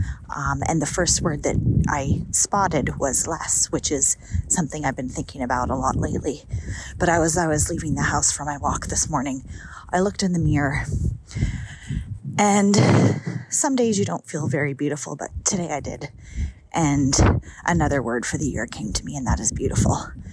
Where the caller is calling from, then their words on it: Canada; I am walking as we speak, and I am calling in from Canada.